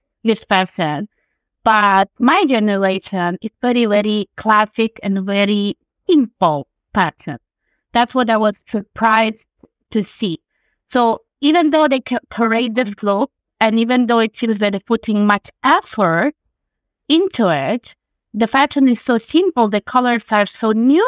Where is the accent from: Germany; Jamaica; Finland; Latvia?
Latvia; also born or lived in Ireland / Australia; now in Milan, Italy; I moved to Italy about a year ago, but I've lived in many different places. I'm originally from Latvia. My husband is Italian. He's from the south of Italy, from Puglia. And we just moved to Milan in January.